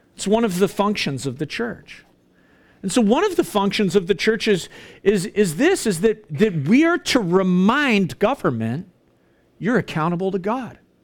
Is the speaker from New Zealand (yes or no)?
no; Canada